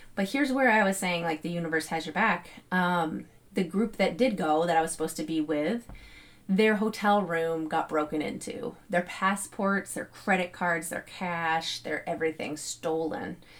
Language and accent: English; New Hampshire, United States; I'm from New Hampshire